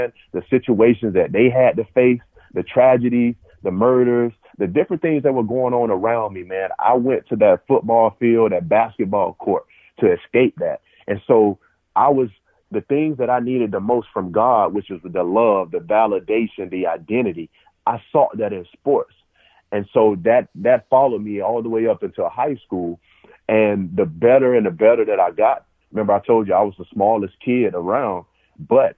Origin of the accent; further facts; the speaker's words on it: Phenix City, Alabama, United States; moved away as an adult; also born or lived in Ohio; I'm from Phenix City, Alabama, a small town